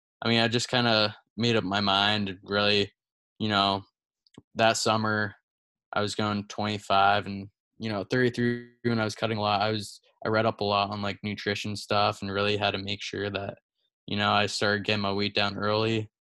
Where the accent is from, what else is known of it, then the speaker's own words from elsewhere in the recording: Lehigh Valley, PA, Pennsylvania, United States; growing up, I, like, lived in Lehigh Valley, which is a pretty good, like, hotspot for wrestling mm-hmm. in PA